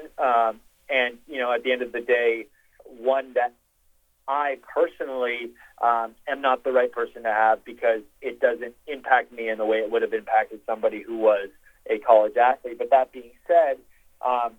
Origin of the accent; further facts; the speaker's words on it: Vancouver, British Columbia, Canada; moved away as an adult; also born or lived in Los Angeles, California; I grew up in Vancouver, Canada